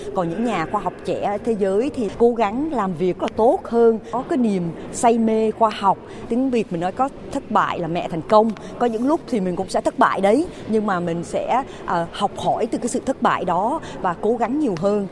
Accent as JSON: {"language": "Vietnamese", "country": "Vietnam", "tie": "born or raised there", "said": "tôi cũng là người Việt Nam rồi sinh đẻ lớn lên ở đây rồi cũng từ một cái cái làng"}